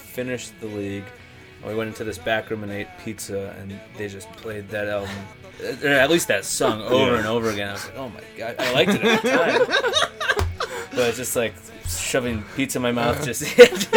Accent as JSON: {"language": "English", "town": "Cleveland", "region": "Ohio", "country": "United States", "tie": "born or raised there", "said": "growing up in Cleveland"}